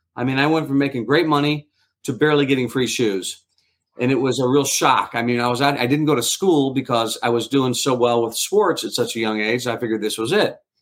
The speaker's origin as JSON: {"language": "English", "town": "St. Louis", "region": "Missouri", "country": "United States", "tie": "born or raised there", "said": "I grew up in St. Louis, Missouri."}